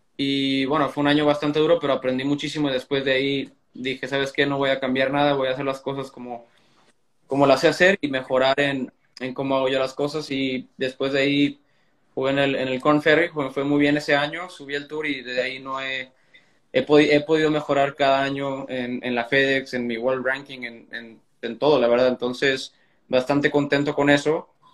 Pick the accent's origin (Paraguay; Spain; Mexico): Mexico; Reynosa, Tamaulipas; allá en Reynosa, donde crecí